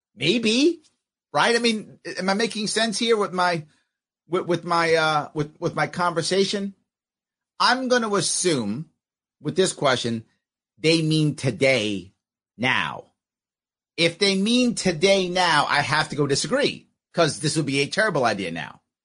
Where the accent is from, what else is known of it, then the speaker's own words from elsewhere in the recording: United States; I'm still a Marine. I'm still American